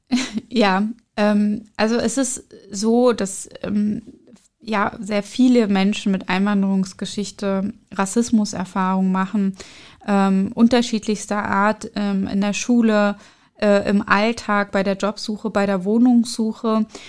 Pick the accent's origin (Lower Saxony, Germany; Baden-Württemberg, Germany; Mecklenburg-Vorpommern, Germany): Mecklenburg-Vorpommern, Germany; Schwerin; German is a second language; moved away as an adult; also born or lived in Berlin; in meiner Jugend in Schwerin